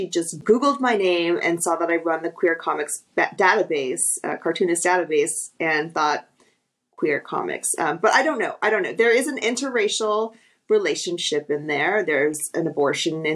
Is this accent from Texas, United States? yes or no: yes; Texas, United States; moved away; I'm originally from Texas